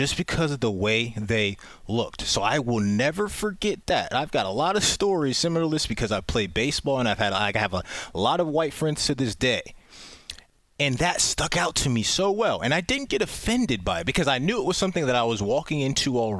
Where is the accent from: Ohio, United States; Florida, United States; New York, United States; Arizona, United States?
Ohio, United States; Pickerington; also born or lived in Baltimore, Maryland; I grew up in Pickerington as well